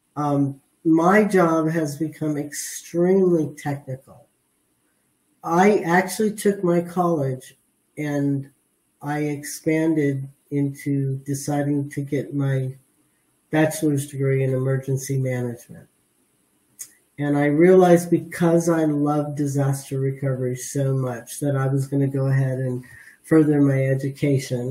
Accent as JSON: {"language": "English", "area": "San Fernando Valley", "region": "California", "country": "United States", "tie": "born or raised there", "said": "I'm a Valley girl. Uh-huh. I was raised in the San Fernando Valley"}